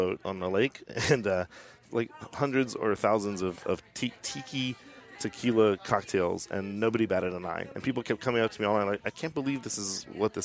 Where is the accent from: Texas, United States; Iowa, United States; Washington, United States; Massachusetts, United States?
Texas, United States; Austin; I'm from Austin, Texas